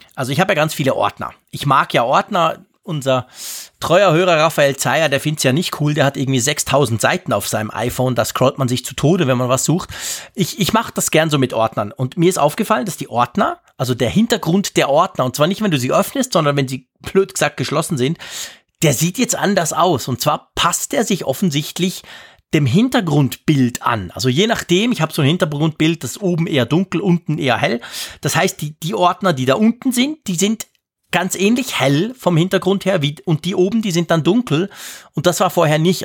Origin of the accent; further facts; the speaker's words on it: Switzerland; hier bei uns in der Schweiz